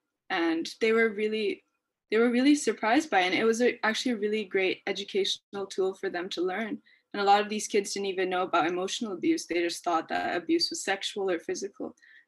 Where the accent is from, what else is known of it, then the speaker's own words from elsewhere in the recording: Pakistan; Since I'm from South Asia, so Pakistan, I get to see that on a day-to-day basis or hear stories from people.